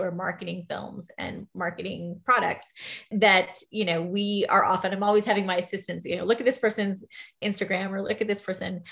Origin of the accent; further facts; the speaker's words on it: Austin, Texas, United States; My family is here. I was born in Austin. I don't necessarily see myself moving away.